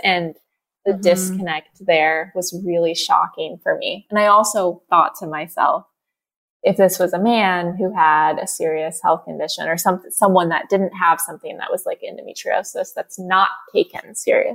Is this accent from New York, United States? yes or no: no; Indiana, United States; moved away; also born or lived in California; I grew up in Indiana where it's very criminalized and extremely looked down upon in the area that I live in.